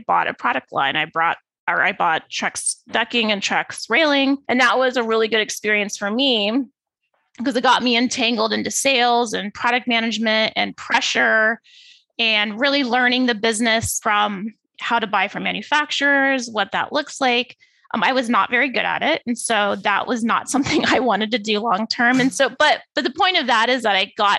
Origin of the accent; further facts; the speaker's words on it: Phoenix, Arizona, United States; moved away as an adult; also born or lived in East Lansing, Michigan; I'm originally from Phoenix, born and raised